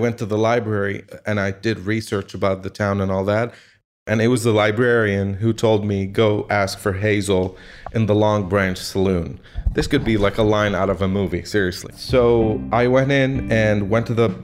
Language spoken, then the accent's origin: English; Lebanon; I'm a photographer from Lebanon, the country in the Middle East.